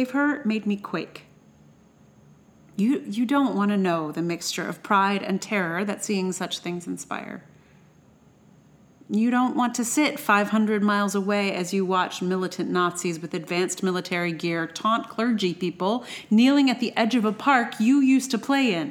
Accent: Charlottesville, Virginia, United States; now in New York City, United States; I'm from Charlottesville, and I live in New York.

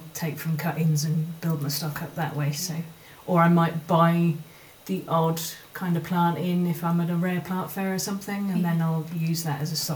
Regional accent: Cheltenham, South West England, United Kingdom; now in Waterford, Ireland; when I was a kid growing up in Cheltenham

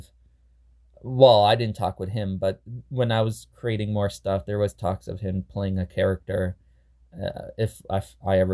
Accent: Canada; we're both Canadian

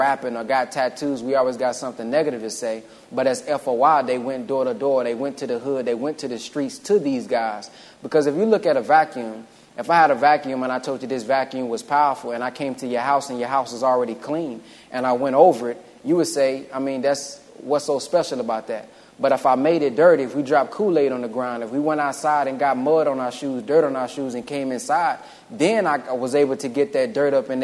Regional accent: Dallas, Texas, United States; also born or lived in Galveston, Texas / Fort Worth, Texas; I was born in prison in Galveston, Texas. I grew up in Fort Worth and the Oak Cliff area is where I spent a lot of my time growing up in the hood there, but more so Dallas

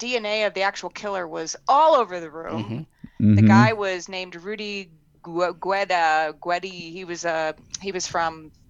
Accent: New Port Richey, Florida, United States; Oh, my hometown.

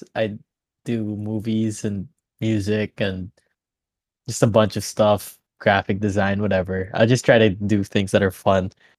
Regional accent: Manila, Metro Manila, Philippines; moved away as an adult; now in Abu Dhabi, United Arab Emirates; I'm an 18-year-old Filipino from the Philippines. I'm from Manila. Lived there all my life. I go to college in New York University Abu Dhabi. So for the past year, I've been studying in the United Arab Emirates.

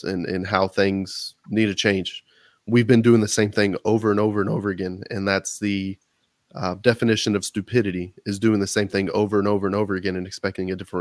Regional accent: Texas, United States; as a Texan

